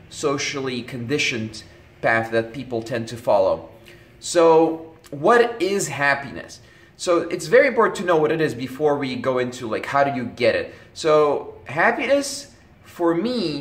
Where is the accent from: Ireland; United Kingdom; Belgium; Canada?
Belgium; when I was growing up in Belgium